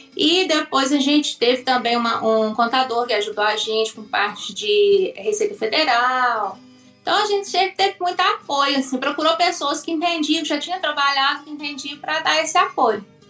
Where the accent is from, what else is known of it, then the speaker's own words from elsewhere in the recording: Perdões, Minas Gerais, Brazil; eu sou de uma cidade chamada Perdões, é, no sul de Minas Gerais, a 200 quilômetros mais ou menos da capital mineira